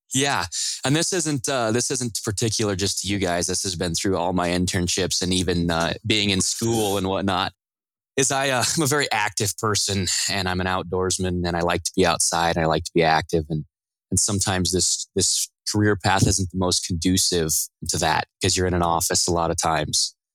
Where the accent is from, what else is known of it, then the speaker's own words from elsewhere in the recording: Riverton, Wyoming, United States; moved away as an adult; now in Michigan, United States; I grew up in a little town in the middle of Wyoming called Riverton, heart of the mountains and uh, the Rocky Mountains.